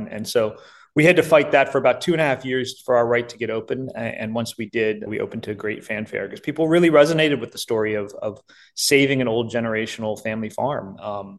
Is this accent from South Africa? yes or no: no; Virginia, United States; I was born and raised here in Virginia